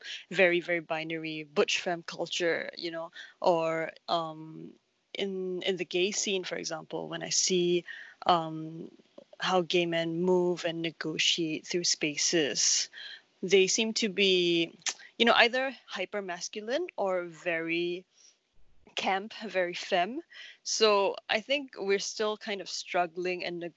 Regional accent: Singapore; born or raised there

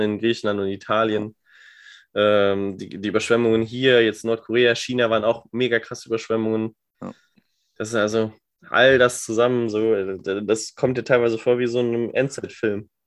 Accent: Germany; als Deutscher

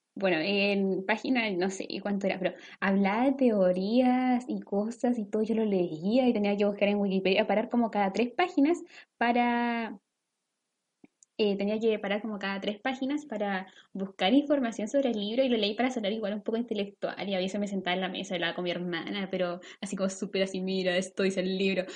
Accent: Concepción, Biobío, Chile; nosotros estudiábamos en el centro como de Concepción, nuestro colegio está en el centro

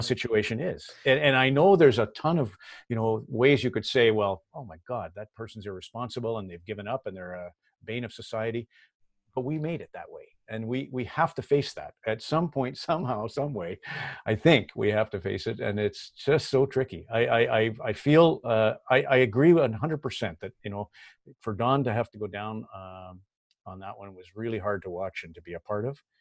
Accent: Red Deer, Alberta, Canada; moved away; I grew up, I grew up in Red Deer

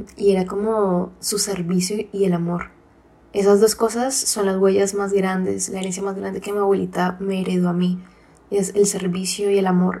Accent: Colombia; nosotros somos eh, colombianas

